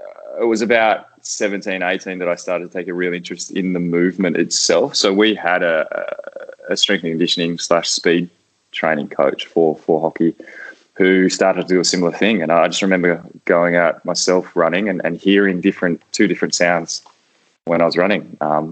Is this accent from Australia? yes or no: yes; Canberra, Australian Capital Territory, Australia; moved away as an adult; also born or lived in Spain / Netherlands; I grew up in Canberra, so my whole family played